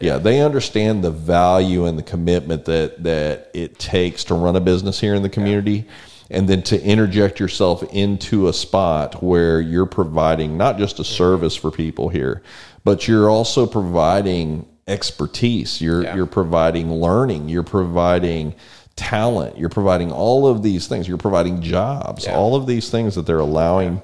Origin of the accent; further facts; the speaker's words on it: San Antonio, Texas, United States; now in College Station, United States; I grew up in San Antonio